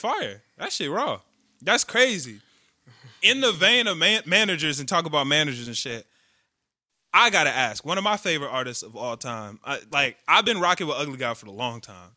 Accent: Chicago, Illinois, United States; we're from Chicago, we're from a big city

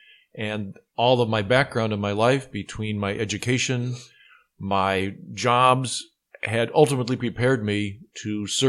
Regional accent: Pittsburgh, Pennsylvania, United States; Well, I'm from Pittsburgh myself. Pittsburgh's a great city, a lot of fine universities.

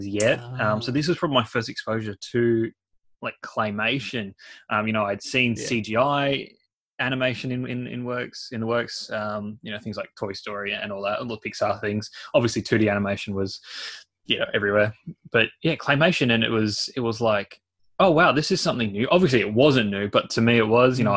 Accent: Australia; as Aussie as it gets

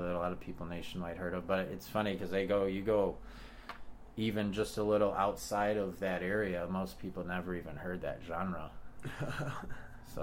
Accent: Chicago, Illinois, United States; now in Denver, United States; growing up in Chicago, I was a latchkey kid

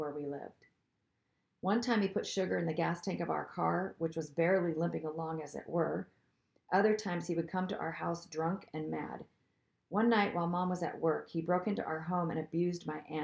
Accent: Seattle, Washington, United States; I grew up in the Seattle area of the Pacific Northwest

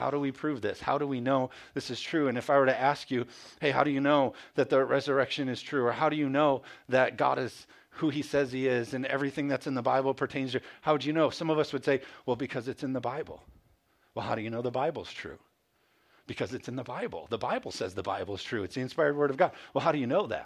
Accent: Michigan, United States; moved away; also born or lived in Carolina; We're from Michigan. And so we had moved down to Carolina.

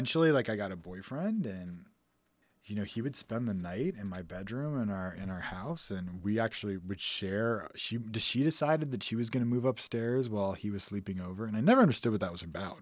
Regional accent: a suburb outside of Houston, Texas, United States; I grew up in Texas, in a suburb outside of Houston.

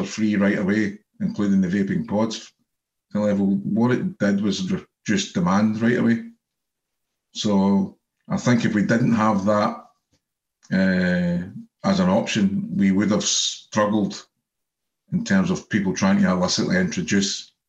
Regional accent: Scotland, United Kingdom; being Scottish

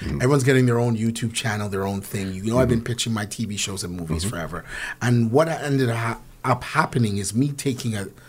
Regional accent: Canada; the pride of being a Canadian

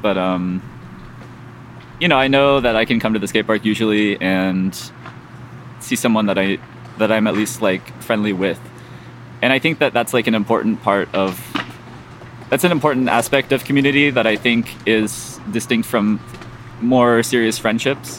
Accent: San Diego, California, United States; now in Chicago, United States; I grew up in San Diego, so not too far from from where Tony Hawk lives

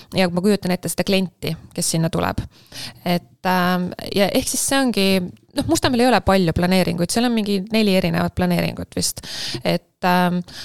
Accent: Tallinn, Harju County, Estonia; moved away as an adult; also born or lived in countryside, Estonia; ma olen pärit siit ja ma elasin siin, aga ma enam ei ela

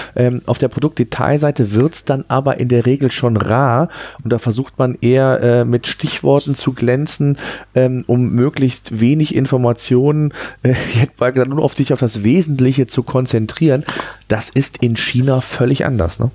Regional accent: Germany; bei uns in Deutschland

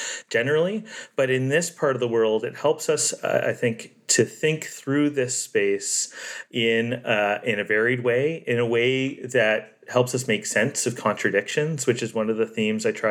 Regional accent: Ontario, Canada; also born or lived in Nova Scotia; I grew up in Ontario

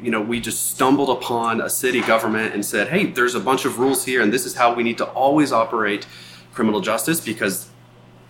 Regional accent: United States; now in Montana, United States; I come from the Virginia and Washington, D.C. area

